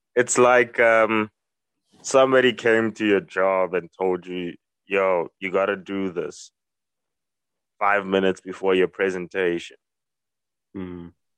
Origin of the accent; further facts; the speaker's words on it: South Africa; as a South African